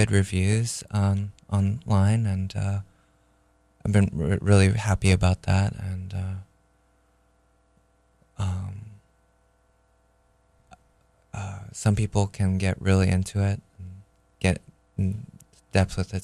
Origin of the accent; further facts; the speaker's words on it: Japan; when I was growing up in Japan, my parents sent me to a school